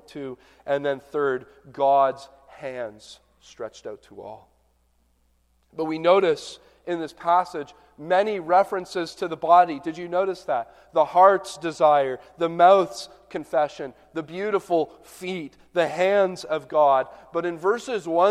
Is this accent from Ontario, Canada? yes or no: yes; southern Ontario, Canada; now in Michigan, United States; growing up in southern Ontario